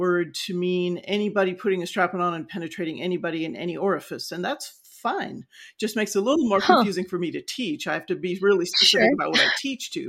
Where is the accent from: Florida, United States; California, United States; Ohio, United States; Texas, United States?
California, United States; Los Angeles; also born or lived in San Joaquin Valley / Ventura; I grew up in the San Fernando Valley